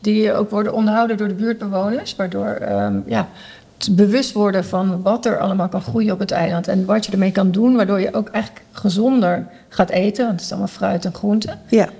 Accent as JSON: {"language": "Dutch", "country": "Netherlands", "tie": "born or raised there", "moved": "as an adult", "lives_now": "Curaçao", "said": "ik ben in Nederland opgegroeid"}